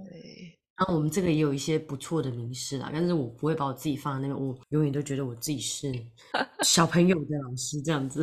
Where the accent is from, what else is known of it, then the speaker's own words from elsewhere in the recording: Taiwan; now in London, United Kingdom; 本来是从台湾来，我是从台湾来，然后住在伦敦